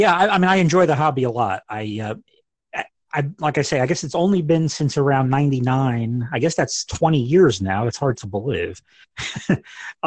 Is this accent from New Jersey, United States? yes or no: yes; New Jersey, United States; moved away as an adult; now in Evansville, United States; I live in Evansville, Indiana. I've lived here for about 10 years now, but I'm originally from New Jersey